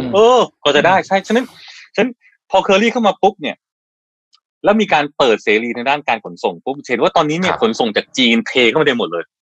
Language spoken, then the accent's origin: Thai; Kanchanaburi, Thailand; moved away; ผมมาจากต่างจังหวัดเป็นคนกาญจนบุรี